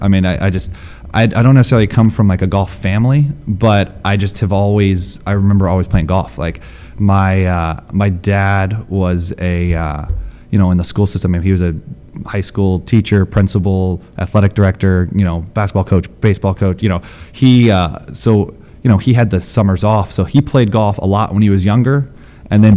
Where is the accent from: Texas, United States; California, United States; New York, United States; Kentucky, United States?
Kentucky, United States; Louisville; now in Westchester, Illinois, United States; I grew up in Louisville, St. X High School.